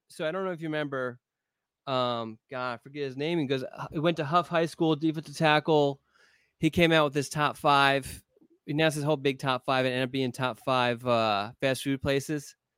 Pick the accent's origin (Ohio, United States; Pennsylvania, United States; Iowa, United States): Pennsylvania, United States; moved away; I grew up in Pennsylvania